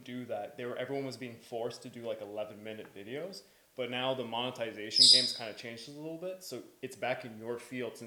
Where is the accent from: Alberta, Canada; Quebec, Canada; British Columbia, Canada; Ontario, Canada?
Quebec, Canada; We're all from Quebec.